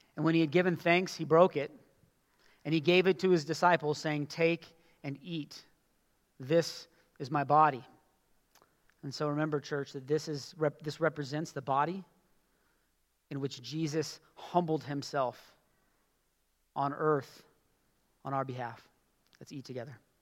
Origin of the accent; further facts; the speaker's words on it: United States; as American Christians